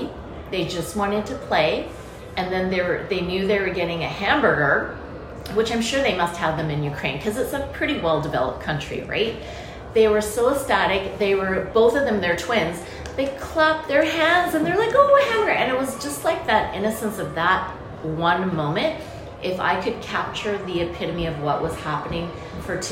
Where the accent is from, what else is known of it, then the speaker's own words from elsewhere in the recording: Canada; I was born and raised in Canada